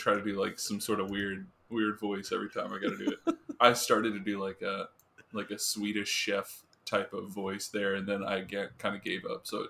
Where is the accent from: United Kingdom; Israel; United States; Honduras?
United States; Yeah, but I'm American